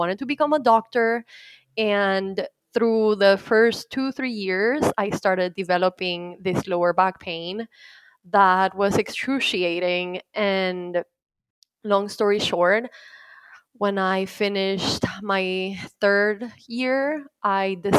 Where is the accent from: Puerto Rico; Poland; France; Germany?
Puerto Rico; moved away as an adult; now in Dallas, United States; I was born and raised in Puerto Rico